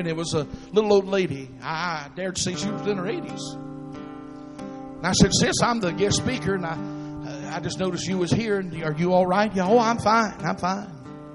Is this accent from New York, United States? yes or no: no; Atlanta, Georgia, United States; I'm originally from Atlanta